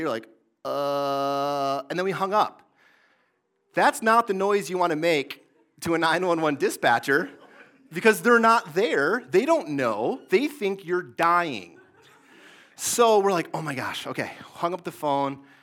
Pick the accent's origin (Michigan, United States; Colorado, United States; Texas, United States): Michigan, United States; Mason; I grew up in Mason, Michigan, in the Greater Lansing area